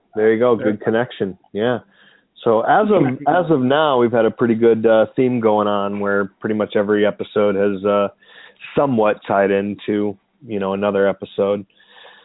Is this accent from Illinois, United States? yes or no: no; Oklahoma, United States; now in Chicago, United States; I grew up in Oklahoma